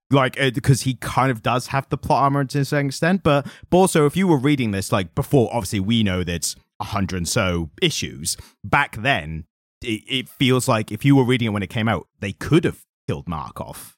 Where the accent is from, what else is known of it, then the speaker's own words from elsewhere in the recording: United Kingdom; as British people